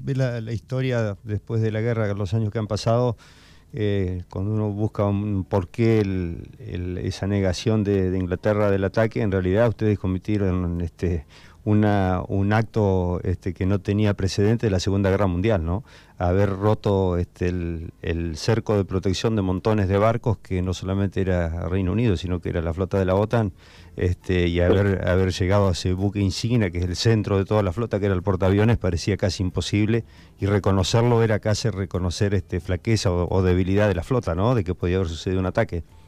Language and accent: Spanish; Argentina; nuestra obligación como argentinos